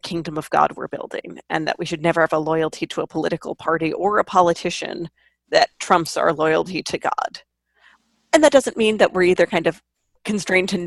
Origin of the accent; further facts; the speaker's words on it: New York, United States; I grew up in New York in the era before electronic ballots